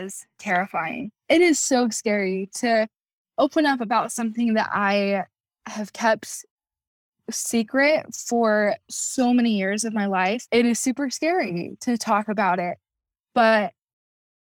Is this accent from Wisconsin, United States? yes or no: no; Kaysville, Utah, United States; I'm from Kaysville, Utah